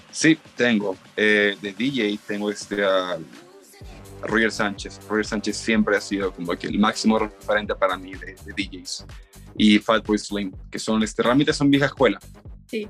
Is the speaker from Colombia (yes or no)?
no; Guayaquil, Guayas, Ecuador; moved away as an adult; now in Cuenca, Ecuador; yo soy de Guayaquil, eh, vivo en Cuenca hace unos cinco años quizás